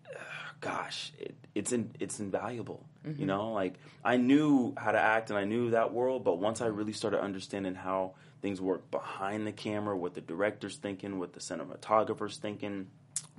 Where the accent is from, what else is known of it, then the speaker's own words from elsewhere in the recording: Oakland and Richmond, California, United States; was born in Oakland, lived there for a little bit, and then we moved to Richmond